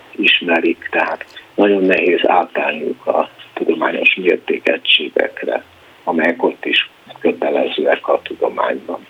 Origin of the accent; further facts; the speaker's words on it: Cluj-Napoca, Cluj County, Romania; moved away as an adult; also born or lived in United States; now in Budapest, Hungary; a helytörténeti munkáim a kolozsvári Ságomból nőttek ki, tehát nagyon elkötelezettje vagyok a szülővárosomnak